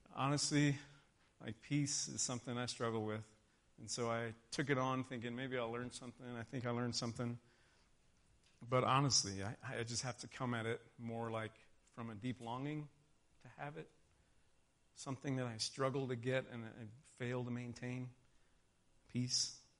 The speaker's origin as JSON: {"language": "English", "region": "Texas", "country": "United States", "tie": "born or raised there", "moved": "yes", "said": "I grew up in Texas. White Christmas was nothing but a movie to me"}